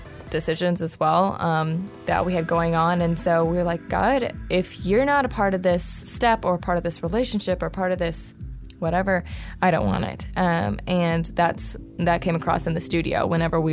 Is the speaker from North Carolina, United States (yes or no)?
yes; North Carolina, United States; We grew up in North Carolina